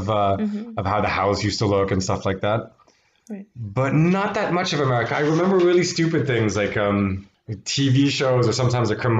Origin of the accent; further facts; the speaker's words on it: Paris, Île-de-France, France; also born or lived in Tarzana, Los Angeles, United States; I grew up in Paris for 10 years